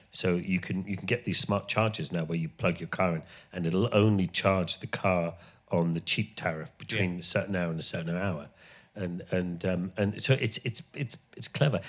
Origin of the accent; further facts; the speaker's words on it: Ireland; moved away; I grew up in Ireland